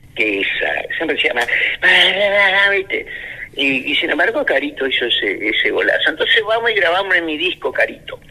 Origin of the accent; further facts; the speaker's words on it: Argentina; los argentinos acá somos muchos descendientes andaluces